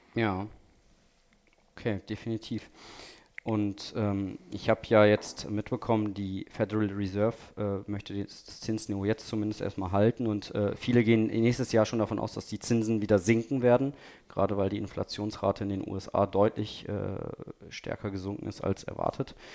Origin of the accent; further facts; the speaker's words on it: Ostwestfalen-Lippe, North Rhine-Westphalia, Germany; now in Düsseldorf, Germany; Ich komme ja auch aus dem Ostwestfalen, Lippe